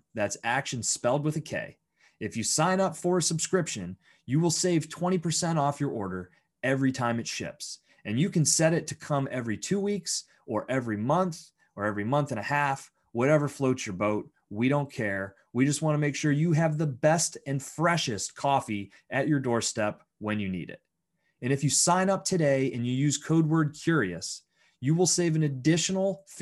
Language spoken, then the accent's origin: English; Bradford, Pennsylvania, United States; now in Pittsburgh, United States; I grew up in Bradford, Pennsylvania